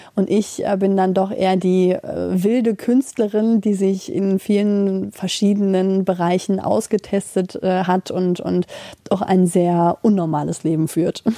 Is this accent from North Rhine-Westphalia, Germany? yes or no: yes; Schermbeck, North Rhine-Westphalia, Germany; also born or lived in Mülheim an der Ruhr; ich komme direkt hier aus Schermbeck. Also ich bin in Mülheim an der Ruhr geboren